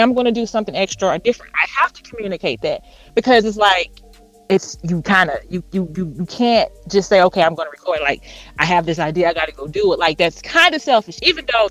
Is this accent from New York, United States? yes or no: no; Houston, Texas, United States; now in Dallas, United States; I'm in Dallas, but I'm from Houston